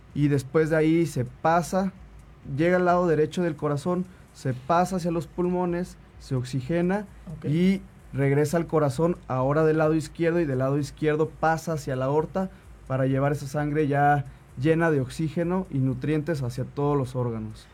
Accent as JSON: {"language": "Spanish", "region": "Tlaxcala", "country": "Mexico", "tie": "born or raised there", "also_born_or_lived": "Puebla", "said": "yo nací en Puebla, pero toda mi vida viví en Tlaxcala, mis papás viven en Tlaxcala"}